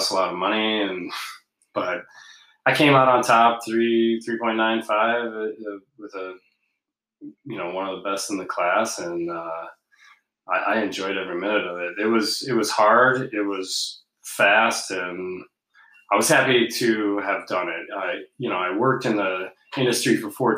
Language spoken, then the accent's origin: English; Alpena, Michigan, United States; I grew up here in Alpena, Michigan. Spent most of my life here